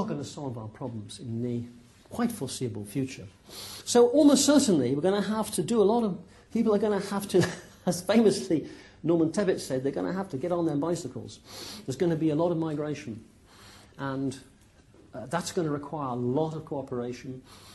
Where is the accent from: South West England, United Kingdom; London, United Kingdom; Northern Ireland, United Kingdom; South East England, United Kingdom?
South West England, United Kingdom; Plymouth; accent: West Country; now in Cambridge, United Kingdom; I was brought up in Plymouth